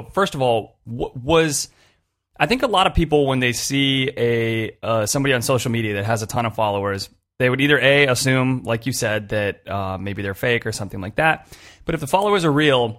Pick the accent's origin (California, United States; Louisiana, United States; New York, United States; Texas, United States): California, United States; Los Angeles; I grew up in the Los Angeles area